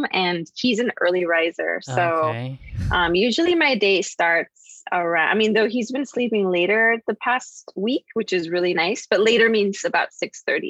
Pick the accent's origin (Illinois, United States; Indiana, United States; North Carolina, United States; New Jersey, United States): Illinois, United States; Chicago; I grew up in Chicago. I was, you know, born and raised in a part of the city that is predominantly Mexican-American.